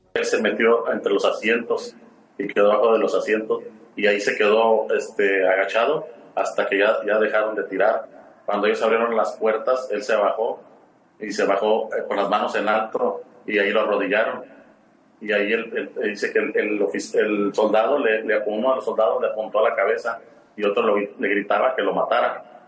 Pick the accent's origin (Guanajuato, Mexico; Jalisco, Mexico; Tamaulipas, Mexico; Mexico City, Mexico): Tamaulipas, Mexico; Nuevo Laredo; Nosotros nacimos aquí en Nuevo Laredo